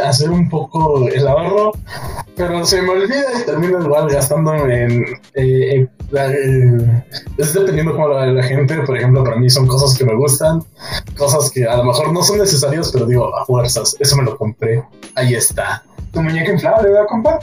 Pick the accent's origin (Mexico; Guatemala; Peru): Mexico; dos partes mexicanos